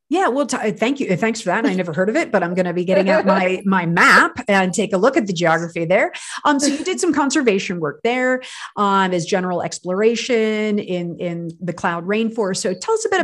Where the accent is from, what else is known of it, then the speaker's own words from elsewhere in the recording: United States; I'm American